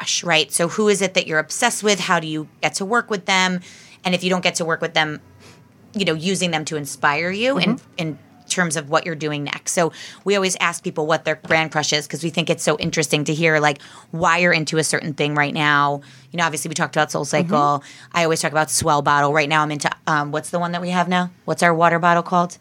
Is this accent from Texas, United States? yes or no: no; Bergen County, New Jersey, United States; now in Monmouth County, United States; we're all from Bergen County